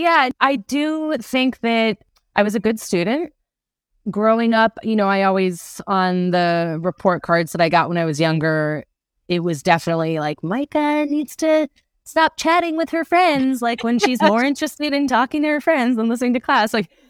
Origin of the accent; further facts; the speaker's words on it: Providence, Rhode Island, United States; I grew up in Providence, Rhode Island. So not too far.